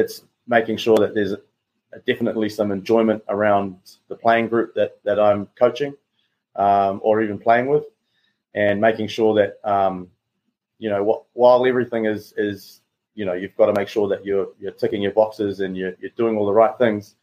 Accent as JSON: {"language": "English", "region": "Auckland", "country": "New Zealand", "tie": "born or raised there", "moved": "as an adult", "lives_now": "Houston, United States", "said": "growing up, New Zealand"}